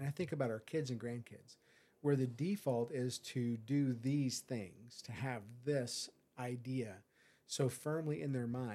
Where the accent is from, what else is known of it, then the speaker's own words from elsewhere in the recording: United States; I'm an American